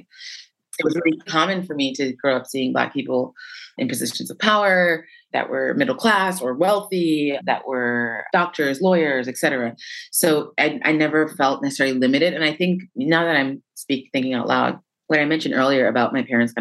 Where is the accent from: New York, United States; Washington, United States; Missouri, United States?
New York, United States; moved away as an adult; also born or lived in Mandeville, Jamaica; now in Paris, France; I was born in Mandeville. I lived there until I was 4 years old. And then I moved to New York, moved to the Bronx.